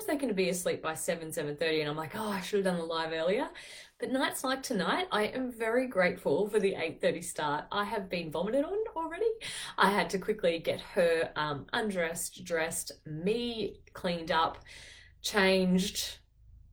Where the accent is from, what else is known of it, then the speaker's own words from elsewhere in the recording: Taree, New South Wales, Australia; also born or lived in Netherlands; I'm not from Newcastle. I'm from 2 hours north of there, Taree.